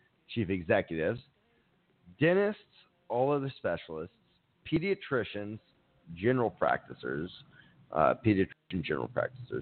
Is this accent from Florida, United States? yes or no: yes; Miami, Florida, United States; I grew up in Miami